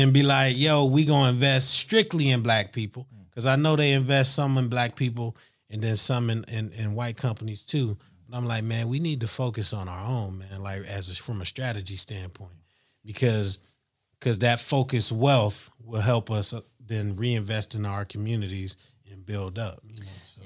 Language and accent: English; Youngstown, Ohio, United States; now in Columbus, United States; we grew up in Youngstown